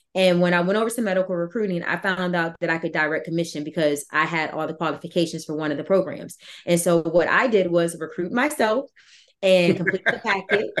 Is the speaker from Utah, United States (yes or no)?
no; Virginia, United States; also born or lived in North Carolina; where I come from Virginia and I was going to school in North Carolina